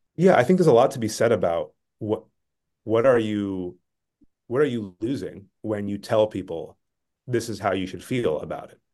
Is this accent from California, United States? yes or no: yes; Bay Area, California, United States; I grew up in the Bay Area, in California